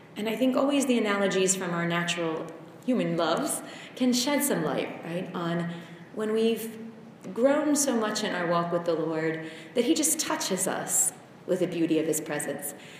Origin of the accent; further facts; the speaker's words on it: United States; moved away as an adult; being American